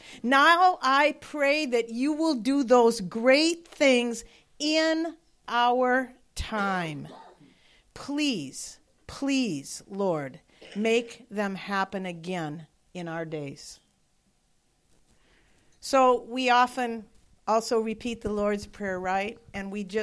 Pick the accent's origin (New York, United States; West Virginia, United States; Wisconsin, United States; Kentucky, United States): Wisconsin, United States; moved away; I'm from Wisconsin